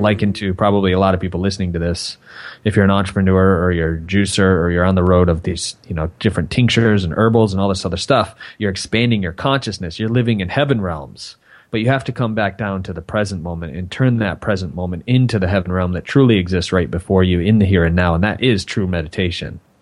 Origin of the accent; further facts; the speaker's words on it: Michigan, United States; I grew up in Michigan